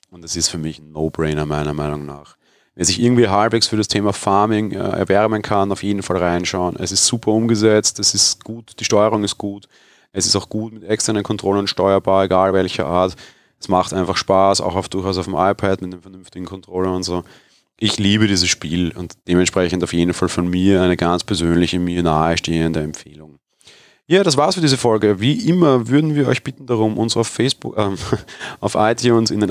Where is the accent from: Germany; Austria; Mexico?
Austria; Vienna; etwas, was mir als Wiener hier geboren und aufgewachsen eigentlich völlig fremd ist